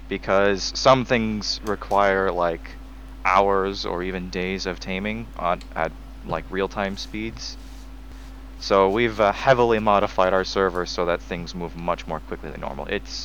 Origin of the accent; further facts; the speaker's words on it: Canada; I'm from Canada. I'm the new kid in town.